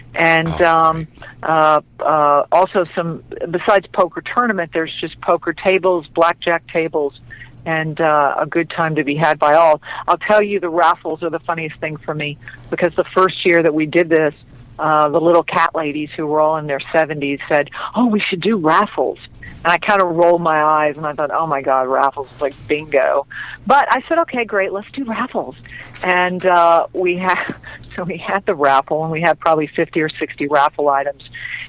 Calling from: Los Angeles, California, United States; calling from Fabulous Chatsworth.

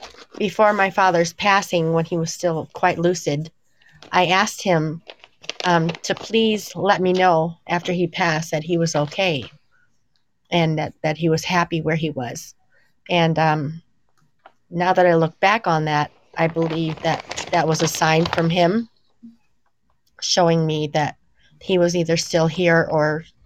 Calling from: Illinois, United States; I'm calling in from Illinois.

